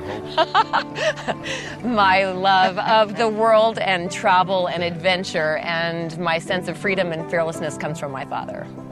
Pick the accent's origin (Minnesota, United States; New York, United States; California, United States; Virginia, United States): California, United States; Rubicon Trail; I grew up on the Rubicon Trail